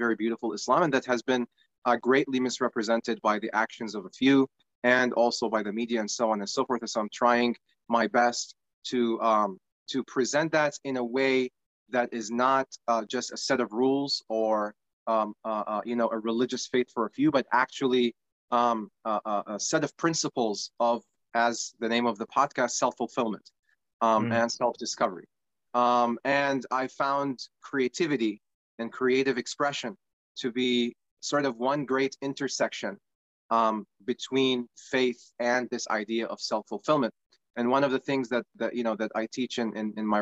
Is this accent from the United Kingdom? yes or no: no; Iraq; now in United States; I'm originally from Iraq, and I migrated to the United States about 22 years ago now.